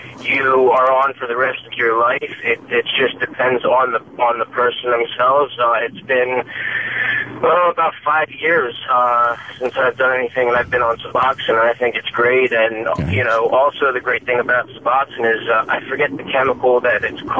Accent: Philadelphia, Pennsylvania, United States; I'm from Philadelphia

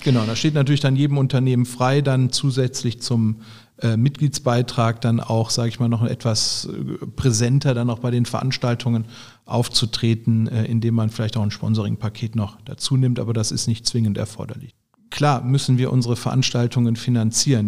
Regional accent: Bergisches Land, North Rhine-Westphalia, Germany; accent: Rheinländer; moved away as an adult; also born or lived in Münster; now in Düsseldorf, Germany; ich bin im Bergischen groß geworden

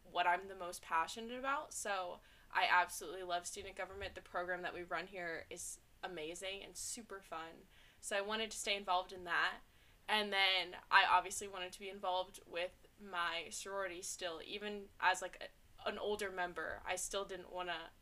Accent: Little Rock, Arkansas, United States; I'm from Little Rock, Arkansas.

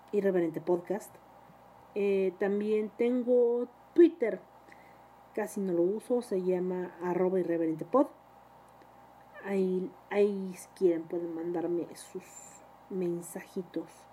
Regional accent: Mexico

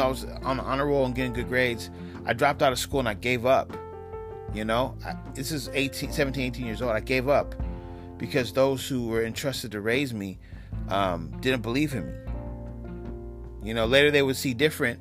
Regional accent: West Coast, United States; also born or lived in New York; I'm from the West Coast

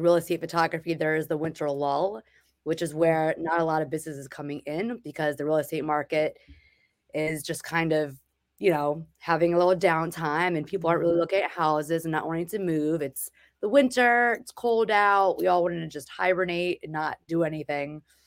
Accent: New Jersey, United States; moved away as an adult; now in Massachusetts, United States; I am from New Jersey, and I moved up here for a job

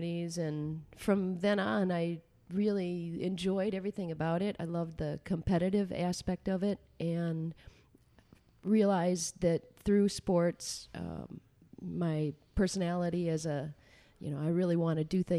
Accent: Alma, Michigan, United States; I grew up in a little farm town called Elma.

